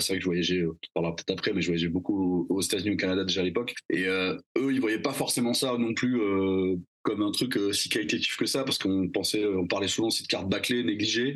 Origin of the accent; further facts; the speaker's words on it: Bordeaux, Nouvelle-Aquitaine, France; je viens de Bordeaux. j'ai je, je, j'ai grandi dans le sud-ouest